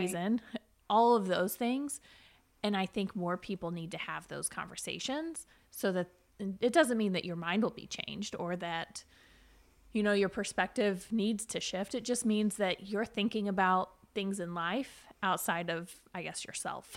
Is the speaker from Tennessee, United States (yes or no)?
yes; Chattanooga, Tennessee, United States; born and raised in Chattanooga, lived here my whole life